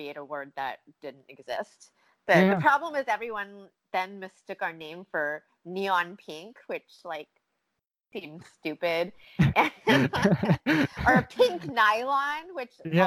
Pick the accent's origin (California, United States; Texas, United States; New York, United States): California, United States; Los Angeles; I'm from Los Angeles